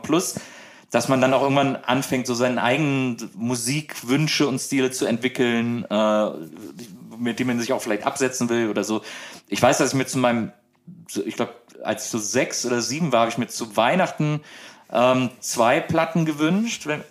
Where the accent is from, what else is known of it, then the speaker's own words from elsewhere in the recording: Wesseling, North Rhine-Westphalia, Germany; also born or lived in Bonn; Ich bin äh, in Wesseling aufgewachsen, das ist genau zwischen Köln und Bonn.